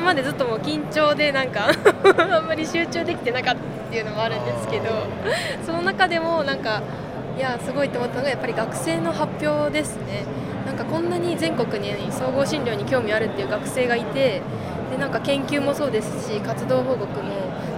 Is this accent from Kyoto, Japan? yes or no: no; Toki, Gifu, Japan; 私は自分の地元が岐阜県の東濃地域の土岐市